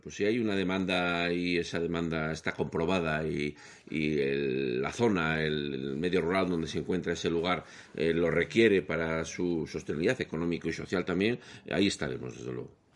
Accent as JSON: {"language": "Spanish", "town": "León", "region": "Castile and León", "country": "Spain", "said": "yo soy de León"}